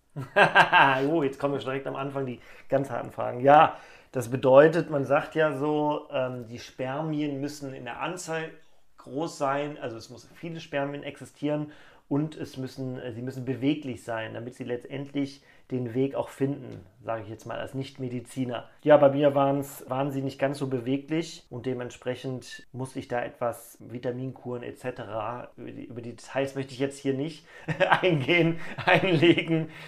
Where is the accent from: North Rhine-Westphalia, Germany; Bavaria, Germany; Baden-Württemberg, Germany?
North Rhine-Westphalia, Germany; Cologne; ich komme aus Köln